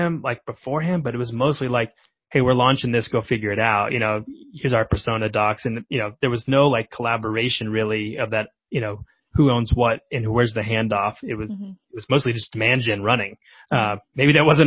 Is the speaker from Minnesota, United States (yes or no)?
no; Oklahoma, United States; moved away as an adult; also born or lived in Washington, D.C. / Denver; now in Bay Area, United States; I'm from Middle America, Oklahoma, where product marketing wasn't really a thing.